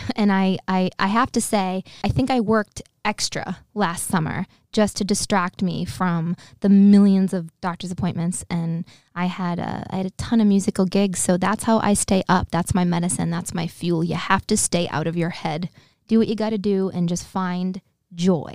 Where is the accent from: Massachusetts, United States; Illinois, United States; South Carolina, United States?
Massachusetts, United States; Boston; I'd say, "Boston."